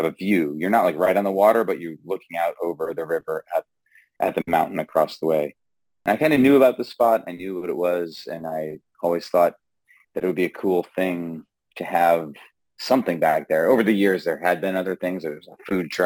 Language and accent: English; Massachusetts, United States; now in Brattleboro, United States; I grew up in Massachusetts, actually.